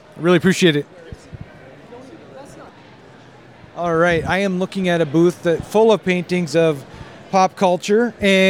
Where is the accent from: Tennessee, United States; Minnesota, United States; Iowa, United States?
Minnesota, United States; from Minnesota, too. I live in Laverne.